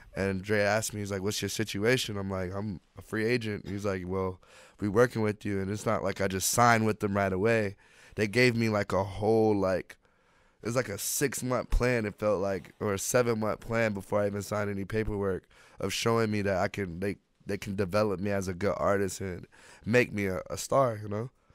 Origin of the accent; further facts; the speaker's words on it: Orlando, Florida, United States; moved away as an adult; also born or lived in Altamonte Springs, Florida; now in Los Angeles, United States; I'm from Orlando, Florida.